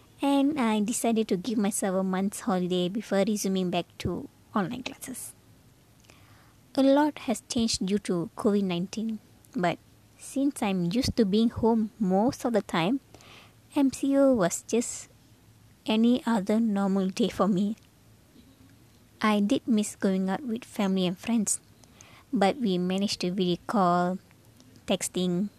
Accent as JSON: {"language": "English", "region": "Penang", "country": "Malaysia", "tie": "born or raised there", "said": "I traveled back to my hometown, Penang"}